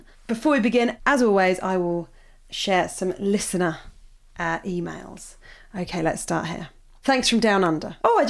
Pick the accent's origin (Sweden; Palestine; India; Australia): Australia; growing up in Australia.